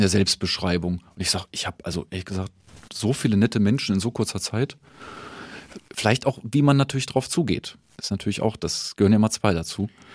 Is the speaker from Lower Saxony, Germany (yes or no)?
no; Düsseldorf, North Rhine-Westphalia, Germany; moved away as an adult; also born or lived in Hannover / Mannheim; now in Nuremberg, Germany; in Düsseldorf bin ich geboren und in Hannover studiert.